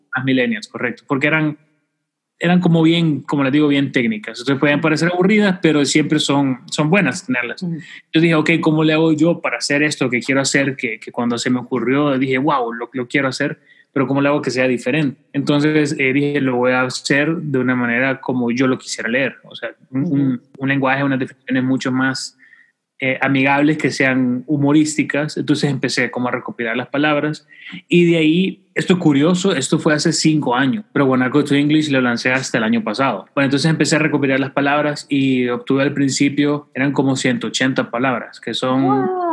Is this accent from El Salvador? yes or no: yes; El Salvador; los salvadoreños sí hablamos paja